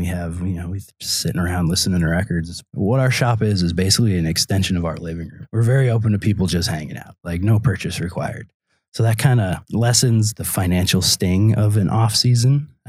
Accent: California, United States; now in Door County, United States; I mean, we're two schlubs from California, for all anybody knows

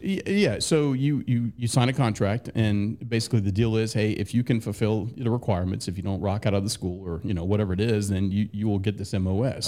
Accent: Jonesboro, Georgia, United States; I grew up in Jonesboro, which isn't, isn't far from here

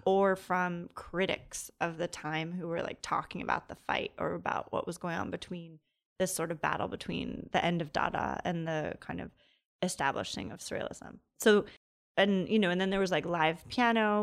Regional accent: Long Island, New York, United States; moved away as an adult; also born or lived in Brooklyn, New York / Providence; now in Los Angeles, United States; I grew up in Long Island

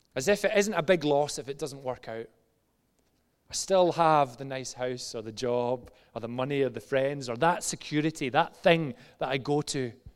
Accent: just outside Glasgow, Scotland, United Kingdom; moved away; when I was about ten years old, eh, in Glasgow, just outside Glasgow to the age of about fourteen, actually younger, probably about seven to fourteen

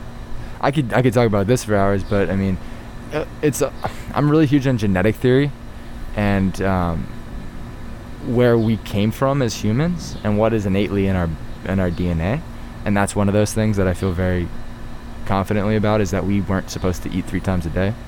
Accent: Hershey, Pennsylvania, United States; my hometown of Hershey, Pennsylvania.

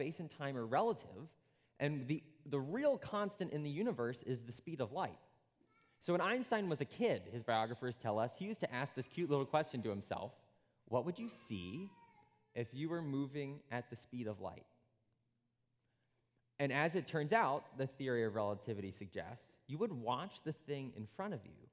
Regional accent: Princeton, New Jersey, United States; I was born in Princeton, New Jersey, which is a little island in a great sea of New Jersey

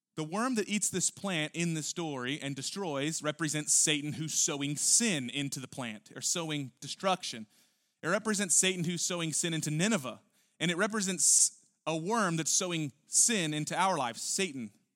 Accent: Houston, Texas, United States; we're from Houston

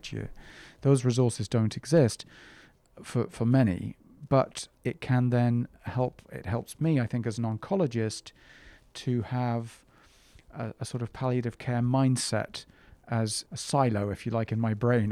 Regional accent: England, United Kingdom; moved away; I grew up in England

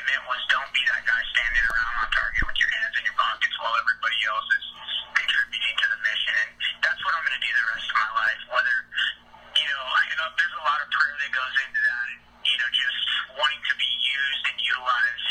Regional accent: Arizona, United States; moved away; I'm from Arizona

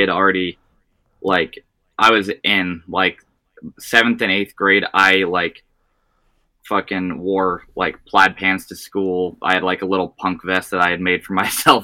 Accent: Bethlehem, Pennsylvania, United States; also born or lived in Atlanta, Georgia; I've lived in Bethlehem pretty much my whole life.

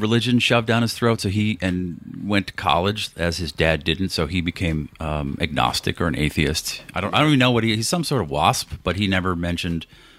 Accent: Boston, Massachusetts, United States; I grew up in Boston, which is all Catholics.

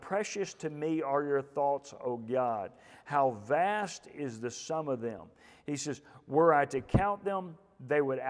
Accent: Houston, Texas, United States; I'm from the Houston area

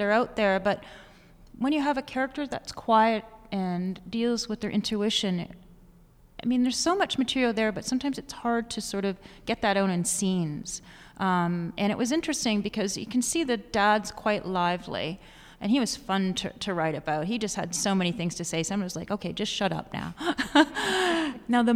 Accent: Ridgeway, Ontario, Canada; also born or lived in Hamilton, Ontario / Grimsby, Ontario; I grew up in small town Ontario. I was born in Hamilton, and then we left Grimsby and we moved to this place called Ridgeway.

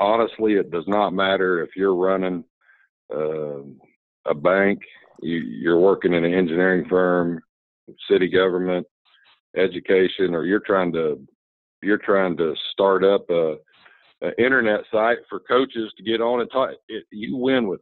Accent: Lamar, Missouri, United States; also born or lived in Kirksville, Missouri; Lamar's my hometown. I have 7 sisters and 4 brothers

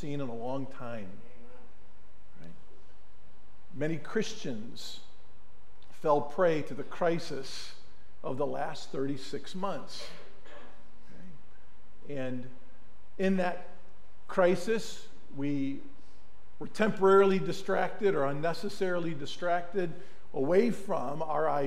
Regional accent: Mentor-on-the-Lake, Ohio, United States; We grew up on Marine Parkway here in Menor on the Lake, Ohio

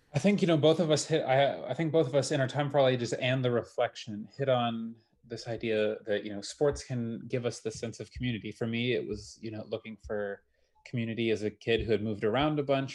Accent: Wisconsin, United States; moved away

